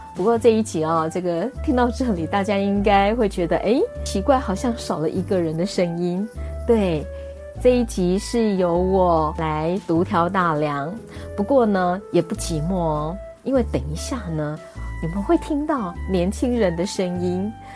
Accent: Taiwan; 我们台湾

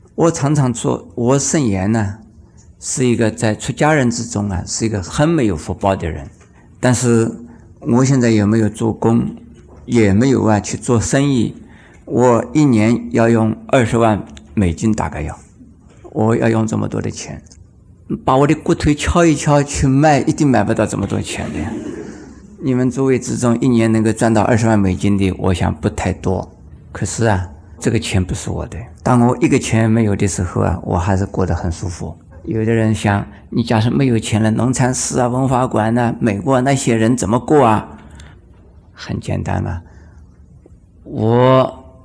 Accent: China; 我们中国人呢，喜欢要看庄严呢

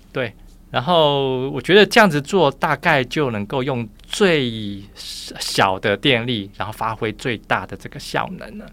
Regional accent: Taiwan; 我是从小眷村长大的

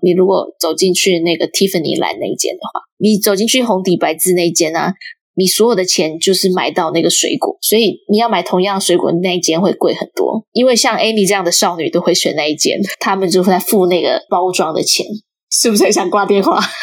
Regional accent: Chiayi, Chiayi City, Taiwan; 因为我是嘉义人，台湾嘉义

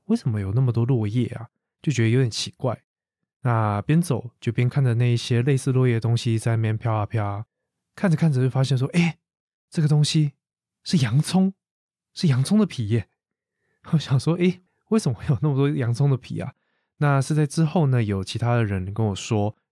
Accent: Taiwan; 把台湾 ，我的家乡这么美丽的一个地方

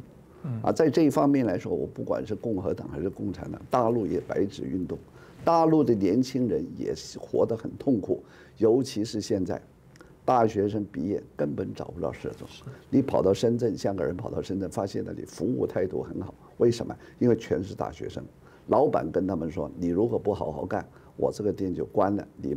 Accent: Taiwan; 我们身为台湾人。不要干预他，是吧？

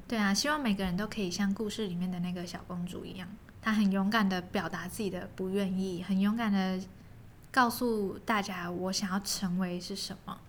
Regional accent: Kaohsiung, Taiwan; moved away as an adult; also born or lived in Pingtung; 当我从高中毕业升上大学，然后我是高雄人，嗯。我要到屏东念书，其实车程也才半个小时左右

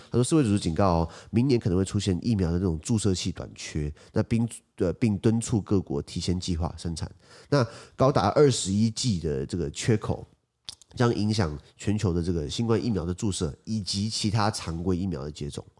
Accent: Taiwan; 我是台湾人

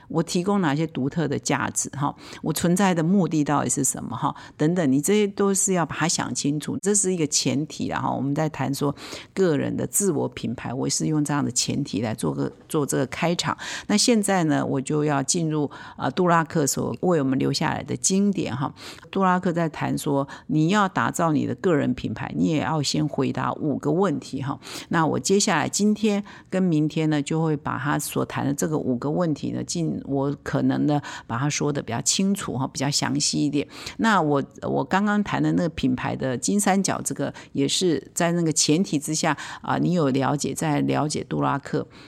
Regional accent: Taiwan; 我们华人，我们台湾人

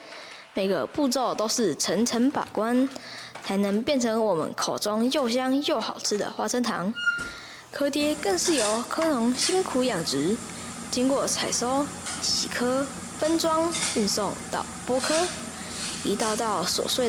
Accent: Fangyuan, Changhua County, Taiwan; 我们的家乡位于南彰化方院，有着全台面积最大的泥质潮间带

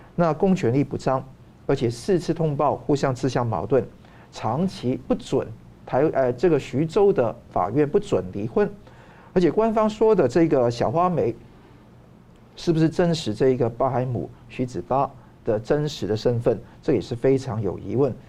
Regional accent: Taiwan; 我们台湾人也可能有不同的国家认同

